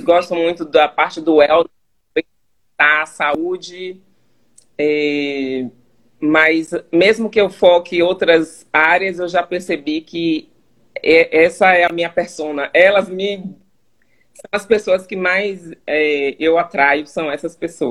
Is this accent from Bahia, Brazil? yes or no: yes; Salvador, Bahia, Brazil; moved away as an adult; now in Charlotte, United States; Sou de Salvador, Bahia.